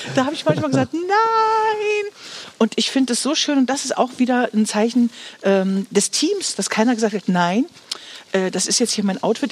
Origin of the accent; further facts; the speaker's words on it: Stendal, Saxony-Anhalt, Germany; Du bist ja schließlich ein Stendeler Kind